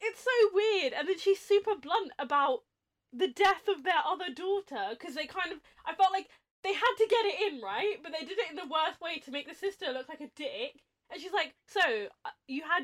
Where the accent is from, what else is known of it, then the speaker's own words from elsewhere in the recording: England, United Kingdom; we have as English people